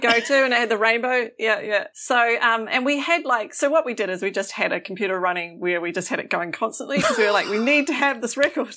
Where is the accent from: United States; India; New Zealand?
New Zealand; moved away; as a Kiwi